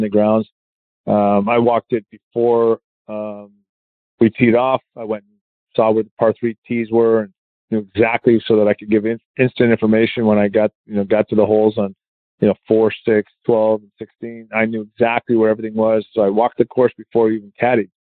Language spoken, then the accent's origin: English; Canada; I'm Canadian.